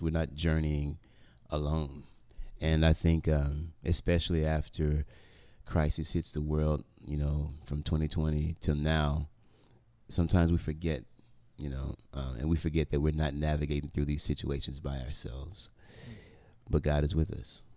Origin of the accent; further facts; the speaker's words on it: Memphis, Tennessee, United States; I grew up in South Memphis